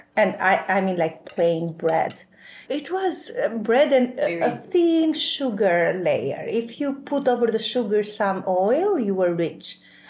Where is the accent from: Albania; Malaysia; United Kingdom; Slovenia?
Albania; Vlorë, Vlorë County; I come from the south. I come from Vlora. So Vlora is like 2 hours southern. It's a beautiful city.